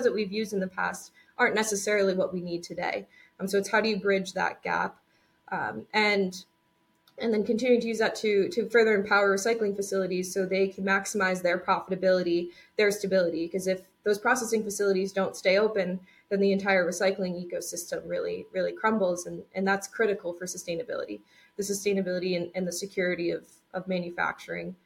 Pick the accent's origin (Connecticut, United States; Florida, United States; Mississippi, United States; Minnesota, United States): Connecticut, United States; So we're actually both from Connecticut. So we both grew up in Connecticut, attended WPI.